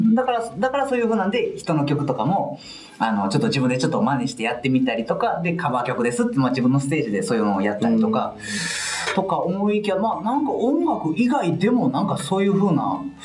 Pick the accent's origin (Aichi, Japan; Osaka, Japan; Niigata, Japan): Osaka, Japan; Hirakata; 僕の地元枚方